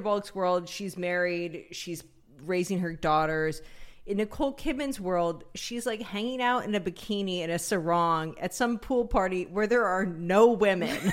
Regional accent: Humboldt County, California, United States; I grew up in Humboldt County

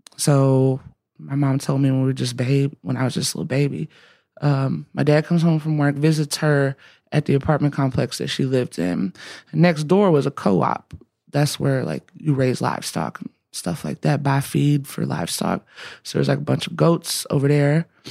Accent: Alabama, United States; I'm from Alabama

